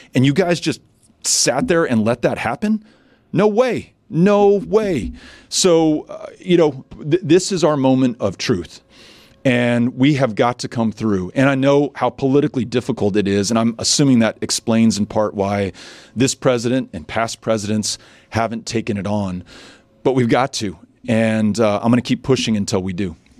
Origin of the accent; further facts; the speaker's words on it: El Paso, Texas, United States; also born or lived in New York; El Paso, you know, more than a quarter of those who live in my hometown were born somewhere else